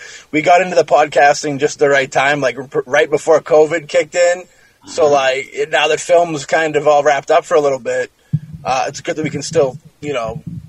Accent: South Shore, Massachusetts, United States; Yeah, we're South Shore boys.

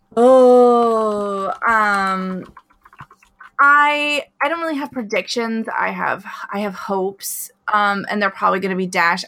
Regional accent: Alaska, United States; moved away; where I grew up in Alaska

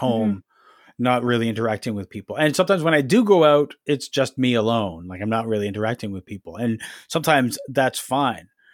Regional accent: Ajax, Ontario, Canada; moved away as an adult; now in Toronto, Canada; I grew up in Ajax, which is about a thirty minutes drive outside of Toronto

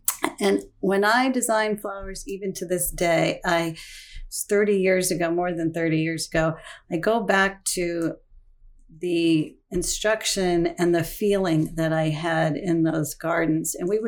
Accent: Wilmington, Delaware, United States; So I grew up in Wilmington, Delaware. My father was a salesman with DuPont, which actually meant we moved all over the country every couple of years.

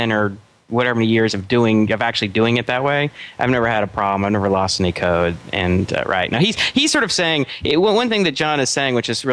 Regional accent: United States; us Americans, we speak English 2.0

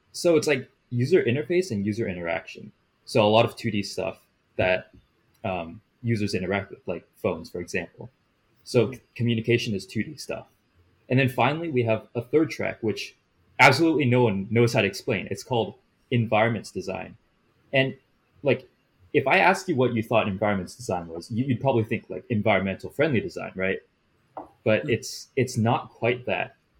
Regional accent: Bay Area, California, United States; I was born in the Bay Area and I've lived here for my whole life

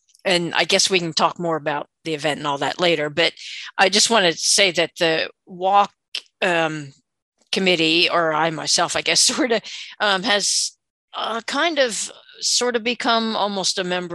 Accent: West Virginia, United States; I am from West Virginia, a retired school teacher

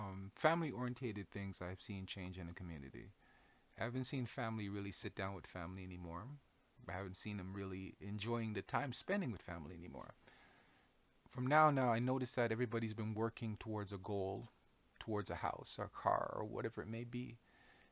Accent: Jamaica; moved away; I come from Jamaica. I come from a background of very strong women, very strong men, very outspoken people

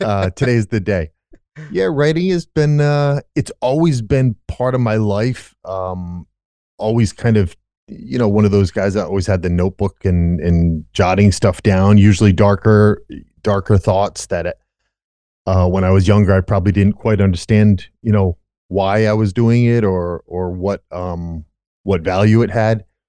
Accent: Rhode Island, United States; born and raised in Rhode Island

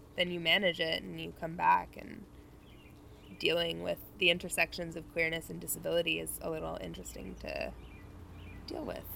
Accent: Gatineau, Quebec, Canada; I'm 25. I grew up in Gatineau

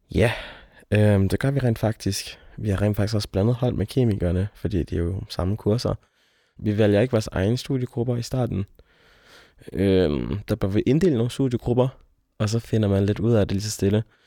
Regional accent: near Aalborg, North Jutland, North Denmark Region, Denmark; moved away as an adult; er oprindelig fra Aalborg, eller fra en lille by uden for Aalborg, øh, jeg er nordjyde

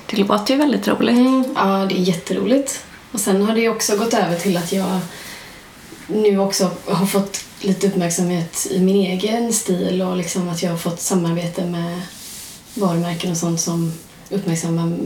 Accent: Gothenburg, Västra Götaland, Sweden; vi som göteborgare också, att vi är mycket mer välkomnande för eh, olikheter här.

